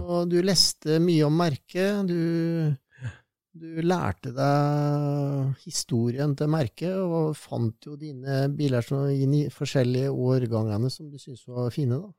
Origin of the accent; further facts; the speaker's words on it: Sarpsborg, Østfold, Norway; Jeg er jo født og oppvokst i Sarpsborg